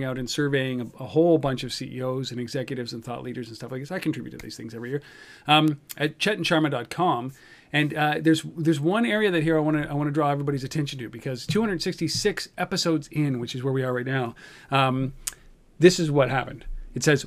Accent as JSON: {"language": "English", "country": "Canada", "said": "I'm Canadian"}